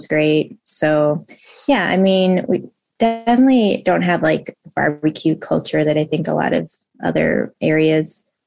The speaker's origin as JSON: {"language": "English", "region": "Southern California", "country": "United States", "tie": "born or raised there", "also_born_or_lived": "Chicago, Illinois", "moved": "as an adult", "lives_now": "New York City, United States", "said": "we moved to California, Southern California. And I lived there until the end of high school"}